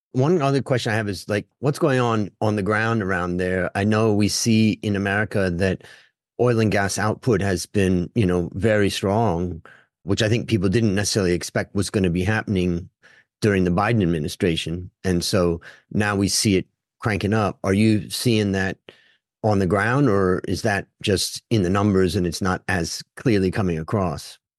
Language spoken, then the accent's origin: English; Ohio, United States; I grew up in Ohio, so it's a little bit kind of Midwest